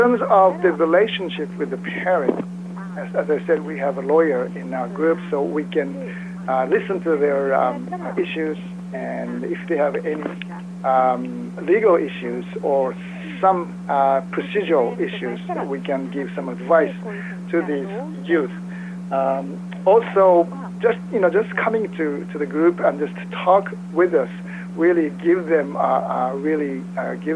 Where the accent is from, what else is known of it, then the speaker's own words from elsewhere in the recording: Osaka, Japan; I'm from Osaka, Japan